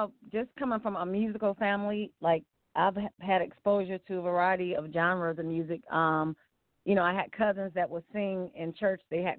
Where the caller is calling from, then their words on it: Cleveland, Ohio, United States; I'm calling from Cleveland, Ohio.